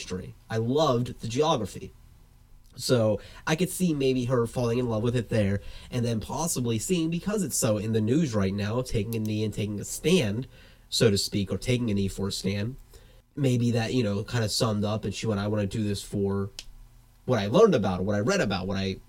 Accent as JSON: {"language": "English", "region": "the South", "country": "United States", "moved": "yes", "said": "I was from the South"}